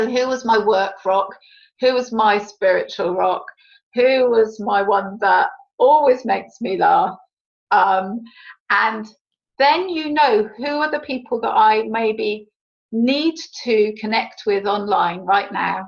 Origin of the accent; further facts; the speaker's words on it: United Kingdom; we're British